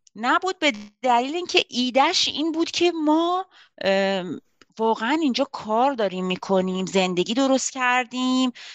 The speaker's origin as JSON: {"language": "Persian", "town": "Tehran", "region": "Tehran Province", "country": "Iran", "moved": "as an adult", "lives_now": "Laval, Canada", "said": "حدود پنج سال و نیمه که از ایران تهران اومدم کانادا"}